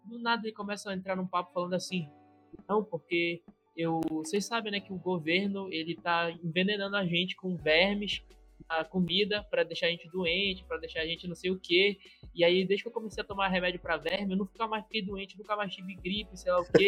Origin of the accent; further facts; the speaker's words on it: Pará, Brazil; eu sou do Pará.